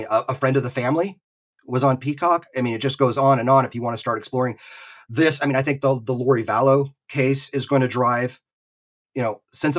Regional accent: the Bible Belt / the South, United States; moved away as an adult; also born or lived in Utah; I didn't grow up in Utah. You know, moving to Utah to BYU was moving to a new place for us. I mean, I grew up in the Bible Belt.

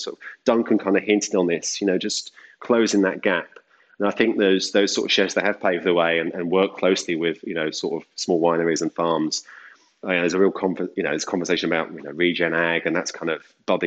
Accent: Deal, South East England, United Kingdom; I was washing up in a little seafood restaurant in my hometown, which is Deal in the UK

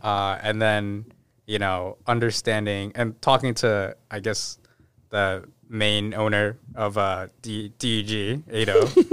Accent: Newton, Massachusetts, United States; born or raised there; also born or lived in Brighton / Watertown / Boston

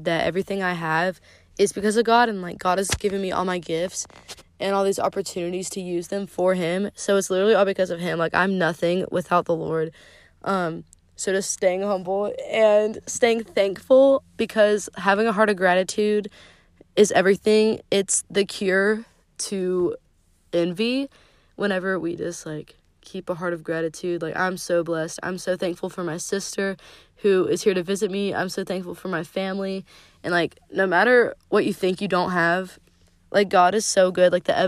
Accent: Zebulon, United States; moved away; we recently moved back to, like, where we originally grew up. So it was cool to discover fun new places, like, in downtown Zebulon

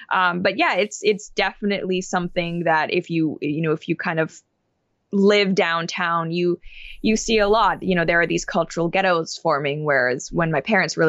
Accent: Hong Kong; because when I was growing up in Hong Kong, there was satellite, but we didn't have it.

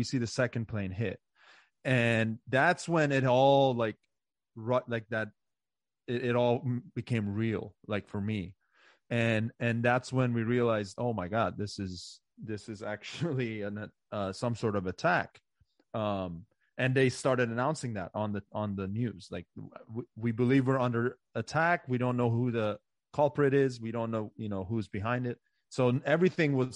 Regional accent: Montgomery County, Maryland, United States; I grew up in Maryland. Right. So this is where I went to school in Montgomery County, Maryland

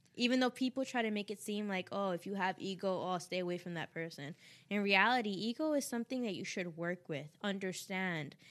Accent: New York, United States; I'm from New York

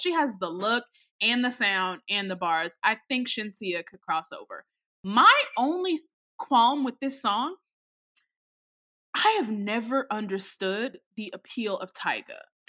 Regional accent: Chicago, Illinois, United States; as a Chicagoan

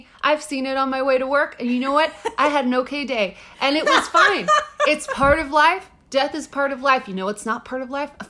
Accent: Texas, United States; Did you guys know? Everything there is big. I'm from Texas.

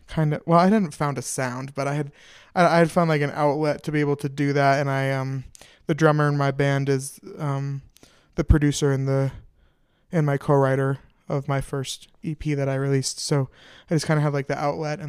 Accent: Denver, Colorado, United States; also born or lived in Minneapolis, Minnesota; I'm from Denver, Colorado. Not originally. I was born in Minneapolis, Minnesota, but fancy. Lived here for 15 years

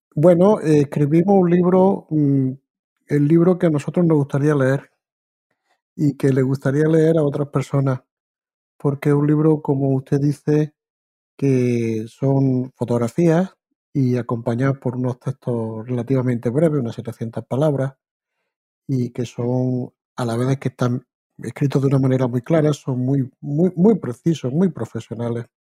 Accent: Spain; moved away as an adult; also born or lived in Granada; now in Canada; yo soy español de origen

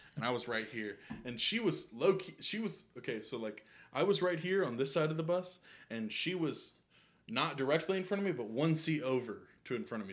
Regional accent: Atlanta, Georgia, United States; I'm from Atlanta

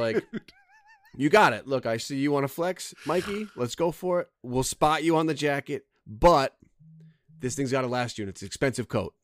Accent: New Jersey, United States; I grew up near Ruby Tuesdays, which was like I think the Jersey Mall Applebee's

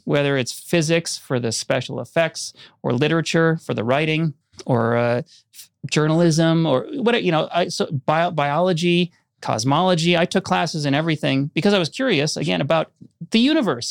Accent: Orono, Minnesota, United States; I grew up in Minnesota outside of Minneapolis

